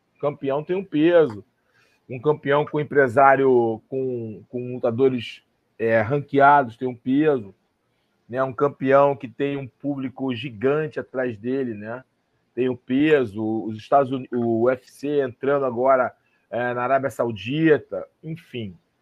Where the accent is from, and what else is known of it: Brazil